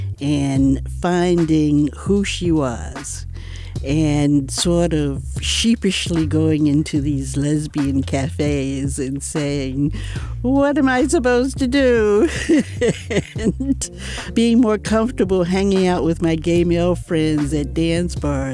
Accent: Atlanta, Georgia, United States; also born or lived in Chicago; now in San Francisco, United States; I moved here from Chicago, but I grew up in Atlanta.

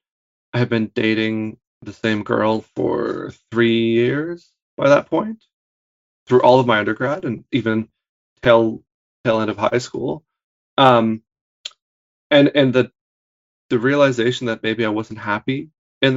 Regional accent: Hamilton, Ontario, Canada; moved away as an adult; I'm from Hamilton

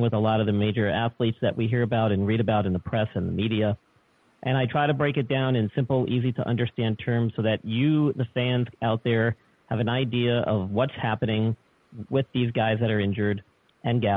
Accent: New York, United States; moved away; I'm originally from New York, so I am a transplant

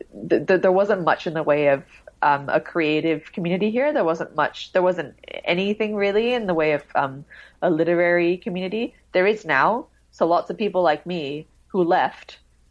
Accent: Singapore; I think when I was growing up in Singapore, because we moved internationally so much and then we would come back here, I just didn't really feel like I belonged very much.

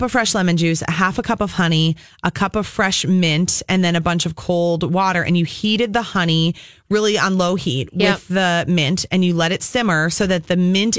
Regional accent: Apple Valley, Minnesota, United States; Apple Valley, my hometown. What up, AV?

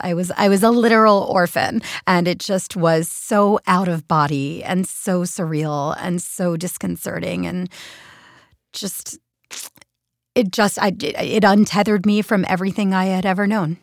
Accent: Philadelphia, Pennsylvania, United States; moved away as an adult; also born or lived in New York City; Philadelphia, where, where, my hometown

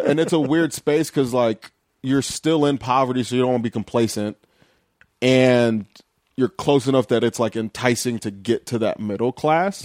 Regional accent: Lorain, Ohio, United States; also born or lived in Chicago / Cleveland; I grew up in Lorain, Ohio, which is, like, a half hour west of Cleveland.

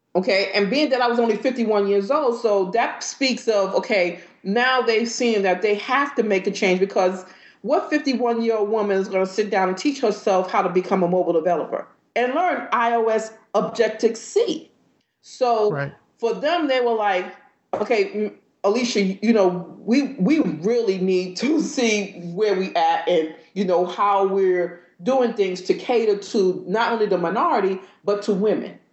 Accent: New York, United States; moved away; also born or lived in Georgia; I'm from New York

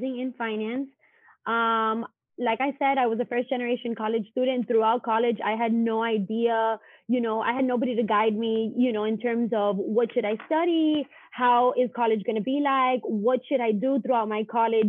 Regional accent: Miami, Florida, United States; I was born and raised here in Miami, Florida

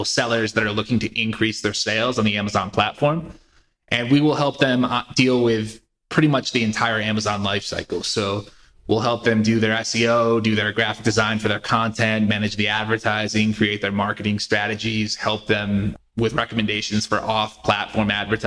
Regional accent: Connecticut, United States; also born or lived in Philadelphia; So originally, I am from Connecticut. I grew up there, went to college in Philadelphia, moved back to Connecticut after college

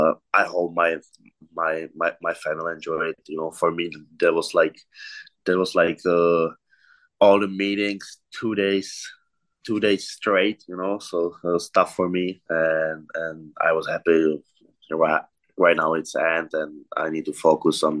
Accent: Czechia; English is a second language; moved away as an adult; Play in my home team in my hometown

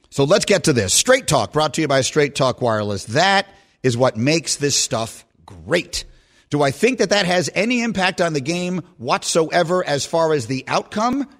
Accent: New York City, New York, United States; moved away as an adult; also born or lived in Chicago; I grew up in New York City

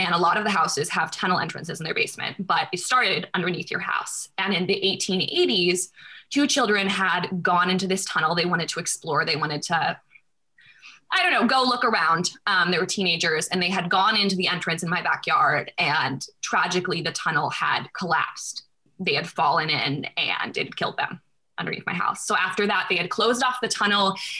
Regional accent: North Carolina, United States; also born or lived in St. Louis, Missouri; now in New York, United States; I'm in New York right now, but I'm from North Carolina, so.

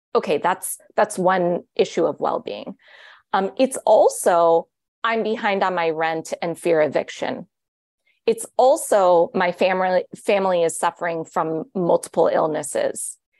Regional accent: Los Angeles, California, United States; my hometown of Los Angeles

